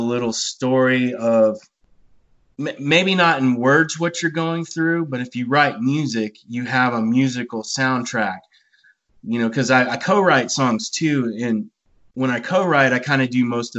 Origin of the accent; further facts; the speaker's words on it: Bandera, Texas, United States; I was a little kid and I grew up in Bandera, Texas